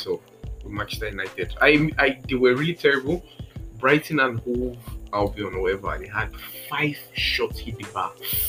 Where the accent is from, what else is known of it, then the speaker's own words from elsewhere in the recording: Nigeria; I was from Nigeria.